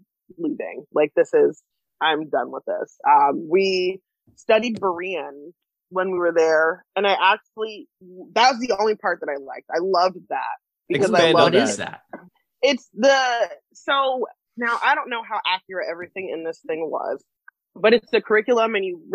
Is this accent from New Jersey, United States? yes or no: yes; New Jersey, United States; moved away; also born or lived in Scranton, Pennsylvania / Illinois; I grew up in Jersey mostly, and then in NEPA and Scranton area